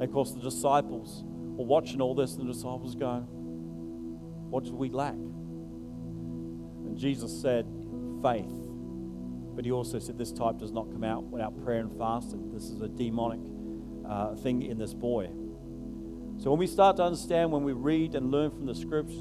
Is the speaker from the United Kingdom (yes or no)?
yes; England, United Kingdom; moved away; when I grew up in England